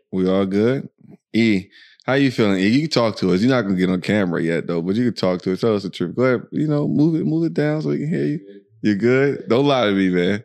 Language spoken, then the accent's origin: English; United States; accent: American; moved away as an adult; now in Dubai, United Arab Emirates; you can tell by our accent and all this other stuff that we are American